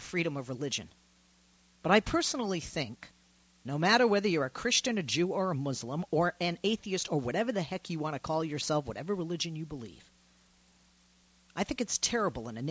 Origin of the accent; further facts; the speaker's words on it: Boston, Massachusetts, United States; moved away; I'm from Boston